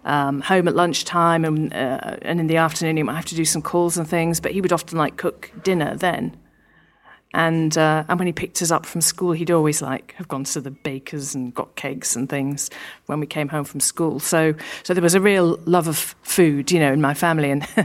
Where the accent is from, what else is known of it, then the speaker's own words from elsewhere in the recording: Yorkshire and the Humber, United Kingdom; born there; Yeah, I worked in London, but I was born in Yorkshire